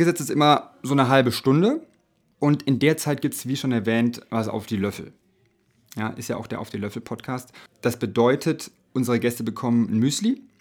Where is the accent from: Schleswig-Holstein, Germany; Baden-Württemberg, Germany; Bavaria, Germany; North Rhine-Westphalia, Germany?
Bavaria, Germany; also aus Bayern, die sind ja aus Niederbayern, ich bin aus Franken, also ja praktisch Nachbarn, ja.